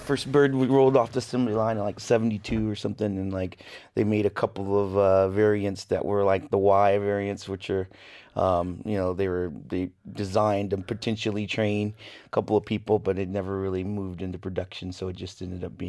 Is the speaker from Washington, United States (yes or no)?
yes; Seattle, Washington, United States; I grew up in Seattle, and. We'd go to Seafair every year